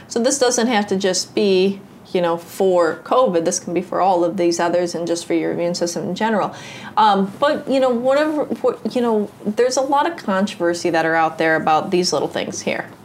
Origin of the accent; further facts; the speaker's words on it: United States; growing up in the United States